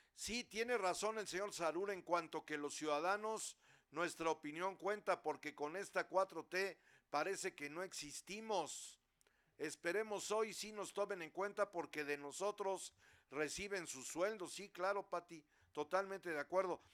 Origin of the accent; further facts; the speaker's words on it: Puebla, Mexico; ya lo hemos vivido los poblanos